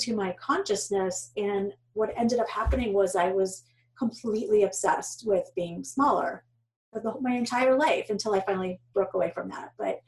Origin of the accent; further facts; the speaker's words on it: New York, United States; moved away as an adult; now in Boston, United States; I was born in New York